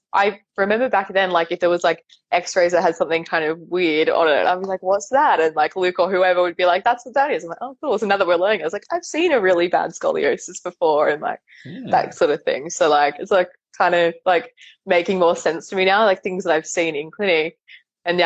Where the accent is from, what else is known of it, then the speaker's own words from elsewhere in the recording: south of Sydney, New South Wales, Australia; also born or lived in England; 5 minutes from where I grew up